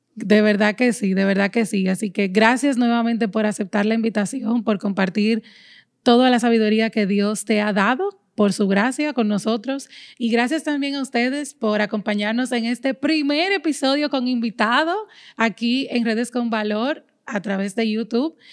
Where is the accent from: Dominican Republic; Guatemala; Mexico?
Dominican Republic; aquí en mi país, República Dominicana